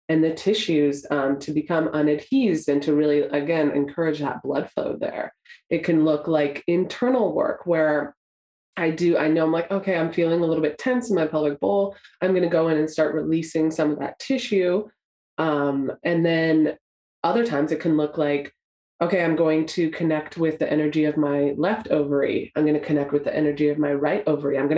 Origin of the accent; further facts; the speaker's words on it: Canada; I grew up in Canada by the mountains.